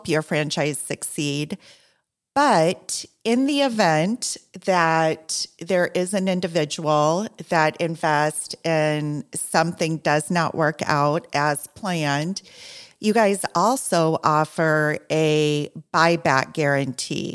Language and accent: English; Iowa, United States; now in Southeast Florida, United States; I'm from corn country also, I'm from Iowa